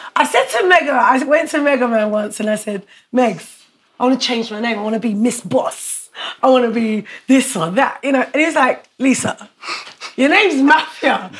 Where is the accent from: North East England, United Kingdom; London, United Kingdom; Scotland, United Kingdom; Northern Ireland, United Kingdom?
London, United Kingdom; I grew up in Brixton, I wasn't from Battersea